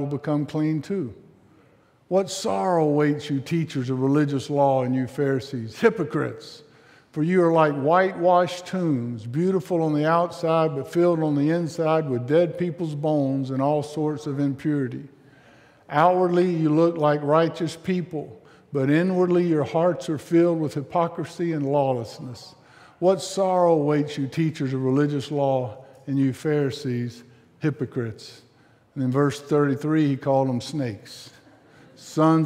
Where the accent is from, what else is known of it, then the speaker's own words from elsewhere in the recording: South Mississippi, United States; I was raised in South Mississippi.